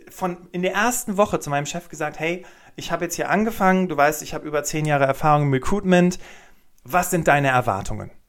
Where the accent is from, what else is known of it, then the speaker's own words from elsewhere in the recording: Cologne, North Rhine-Westphalia, Germany; Ich komme aus Köln, habe zwei Kinder und ähm, bin super gerne in der Natur unterwegs als Hobby.